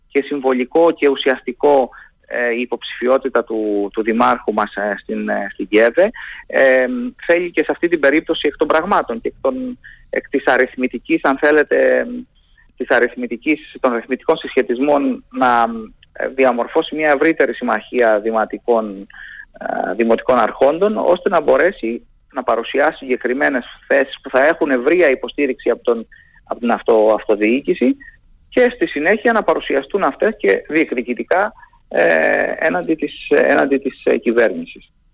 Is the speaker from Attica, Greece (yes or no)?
no; Heraklion, Crete, Greece; now in Athens, Greece; καταγόμαστε από το Ηράκλειο και το επισκεπτόμαστε